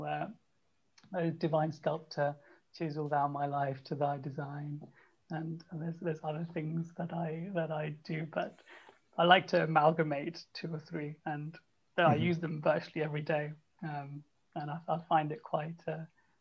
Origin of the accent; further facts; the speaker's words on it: India; I'm from India